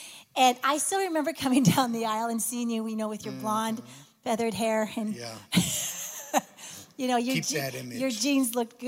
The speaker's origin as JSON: {"language": "English", "country": "Canada", "said": "I'm from Canada, and he's from Michigan, but we met in Dallas."}